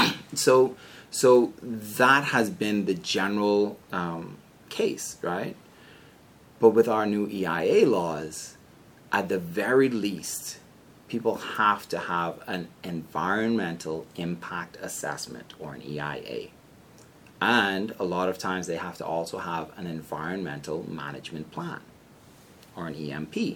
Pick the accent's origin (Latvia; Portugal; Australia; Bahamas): Bahamas; moved away as an adult; also born or lived in Maryland, United States / Oxford, Ohio, United States; my home country